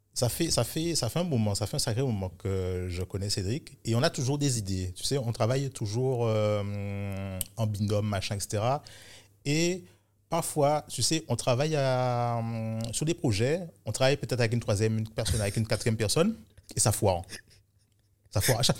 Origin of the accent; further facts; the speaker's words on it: Guadeloupe; moved away as an adult; also born or lived in Paris, France; tout le système scolaire, je l'ai fait ici